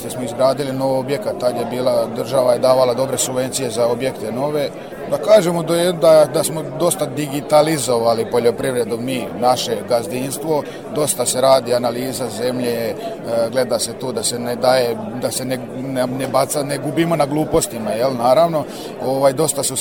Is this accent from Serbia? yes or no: yes; Serbia; ja sam odrastao tu, treća generacija sam što se bavi sa tim